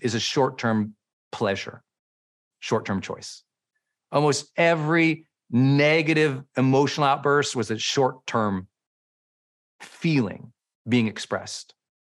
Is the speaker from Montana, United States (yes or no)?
yes; Montana, United States; moved away; where I grew up in Montana